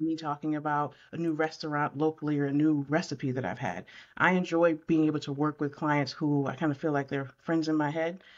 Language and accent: English; Syracuse, New York, United States; now in Concord, United States; I right now live in Concord, North Carolina. I'm from Syracuse, New York, so I specialize right in my hometown